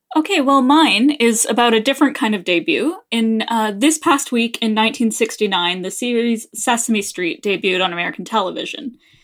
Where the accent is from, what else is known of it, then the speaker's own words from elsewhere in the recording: Canada; we're Canadian